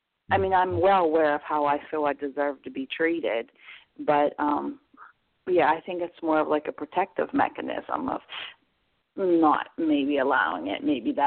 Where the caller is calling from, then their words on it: Pennsylvania, United States; I'm calling from Pennsylvania.